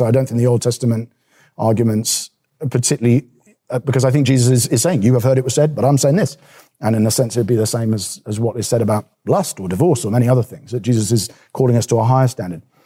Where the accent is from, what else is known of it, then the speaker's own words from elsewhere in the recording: England, United Kingdom; as an English person